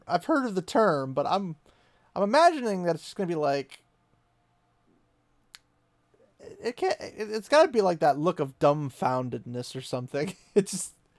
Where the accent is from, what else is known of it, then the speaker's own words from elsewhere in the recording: United States; being the American that I am